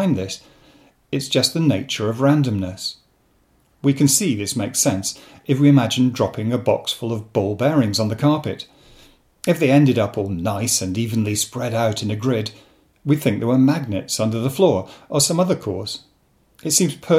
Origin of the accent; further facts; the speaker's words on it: Rochdale, North West England, United Kingdom; moved away; I come originally from Rochdale in Lancashire